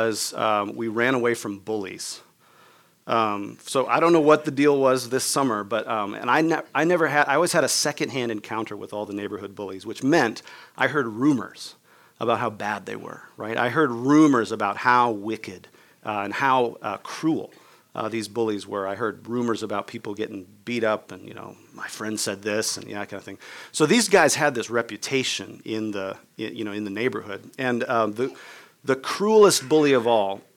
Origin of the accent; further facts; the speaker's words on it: Minnesota, United States; I grew up in Minnesota